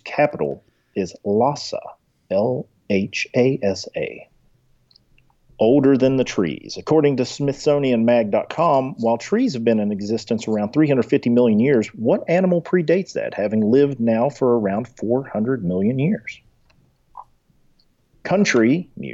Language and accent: English; Appalachia, United States; As an Appalachian American